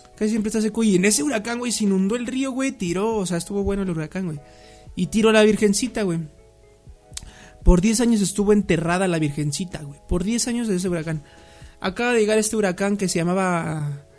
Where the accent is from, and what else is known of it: Mexico